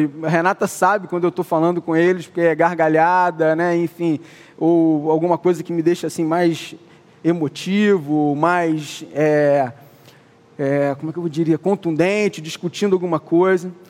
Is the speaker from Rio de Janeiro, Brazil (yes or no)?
yes; Niterói, Rio de Janeiro, Brazil; eu sou de Niterói